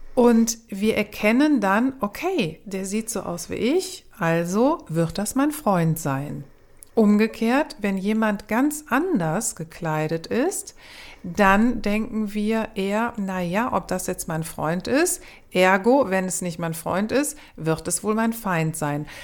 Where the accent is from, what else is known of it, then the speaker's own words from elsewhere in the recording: Cologne, North Rhine-Westphalia, Germany; ich bin aus Köln